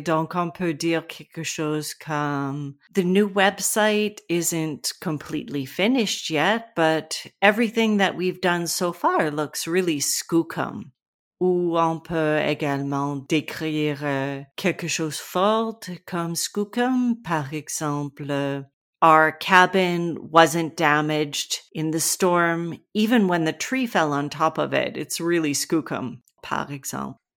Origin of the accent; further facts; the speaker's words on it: British Columbia, Canada; French is a second language; je viens de la Colombie-Britannique